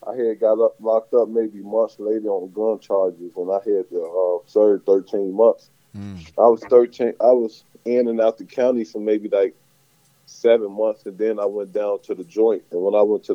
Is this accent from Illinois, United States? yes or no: yes; Chicago, Illinois, United States; Coming up in Chicago, I ain't had no father.